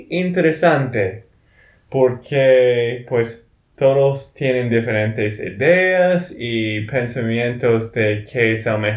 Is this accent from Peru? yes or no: no; Texas, United States; de Texas, Estados Unidos.